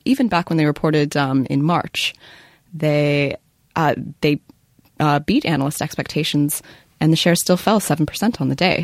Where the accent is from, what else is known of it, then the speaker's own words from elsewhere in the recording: Canada; moved away; I'm from Canada and I was home at Christmas